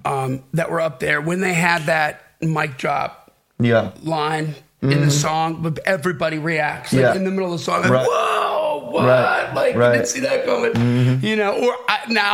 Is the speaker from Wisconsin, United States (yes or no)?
yes; Wisconsin, United States; also born or lived in Los Angeles; now in Nashville, United States; I'm from Wisconsin, but I want to try it here. I lived in LA for 15 years.